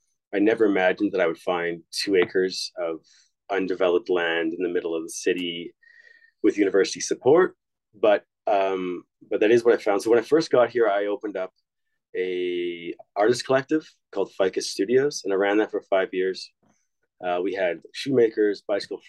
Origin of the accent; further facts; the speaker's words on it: Saskatchewan, Canada; moved away as an adult; also born or lived in Montreal; now in Edmonton, Canada; I moved to Montreal from Saskatchewan. Just looking to move to a bigger center because I'm from a very rural place.